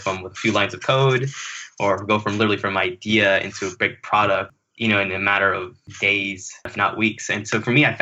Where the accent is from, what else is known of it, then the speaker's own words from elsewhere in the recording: West Palm Beach, Florida, United States; also born or lived in Kingston, Jamaica; I grew up in South Florida in the West Palm Beach area.